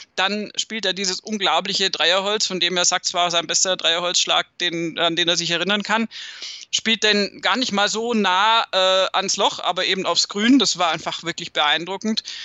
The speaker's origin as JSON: {"language": "German", "region": "Southern Germany", "country": "Germany", "said": "bei uns in Süddeutschland"}